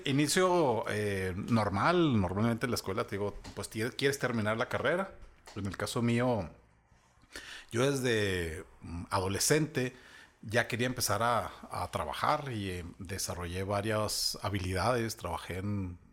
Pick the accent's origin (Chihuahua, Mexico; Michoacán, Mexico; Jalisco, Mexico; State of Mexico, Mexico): Chihuahua, Mexico; also born or lived in Ciudad Juárez; soy una persona que ha vivido la mayor parte de su vida en Ciudad Chihuahua. Mi acta de nacimiento dice que nací en Ciudad Juárez, pero la verdad es que no recuerdo nada de Ciudad o sea, Juárez.